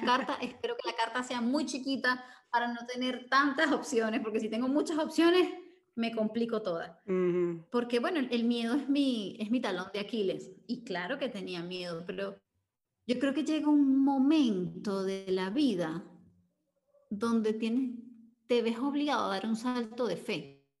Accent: Venezuela; cuando regreso a Venezuela

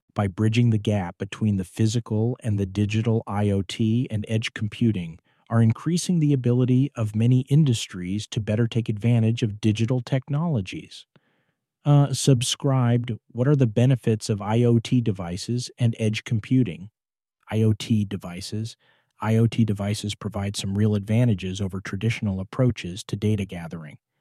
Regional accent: Pittsburgh, Pennsylvania, United States; I grew up in Pittsburgh

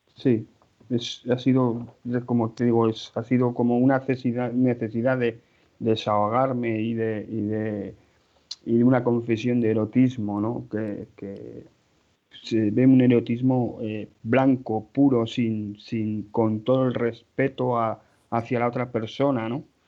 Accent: Pamplona, Navarre, Spain; soy de Pamplona, casado, con hijos

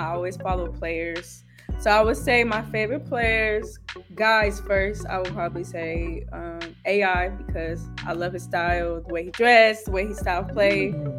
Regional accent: Rancho Cucamonga, California, United States; Rancho is easy. It's beautiful. It's laid back. It's a vibe, I would say. It's far from the city. It's not LA.

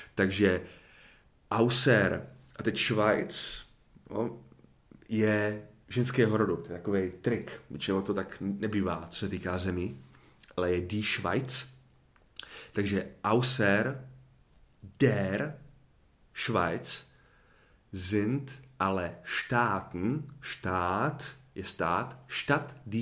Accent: Czechia; já jako Čech

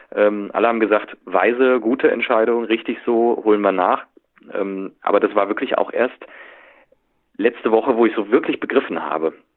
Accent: Cologne, North Rhine-Westphalia, Germany; also born or lived in Berlin; für uns als Kölner

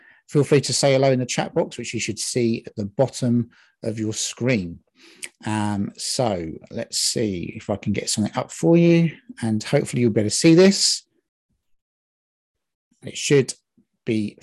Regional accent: England, United Kingdom; now in Scotland, United Kingdom; I'm from England, from Britain

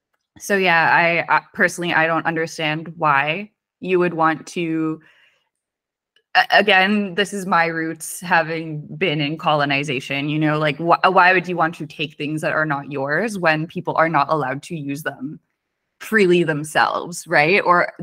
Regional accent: Weston, United States; And then like growing up in Weston, it's like culture is everywhere.

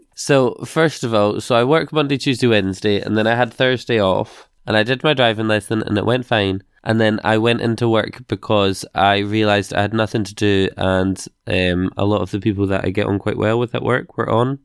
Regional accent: United Kingdom; We're British

